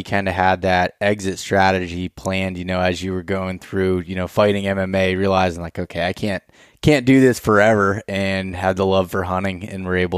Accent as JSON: {"language": "English", "region": "Pennsylvania", "country": "United States", "said": "I'm from Pennsylvania"}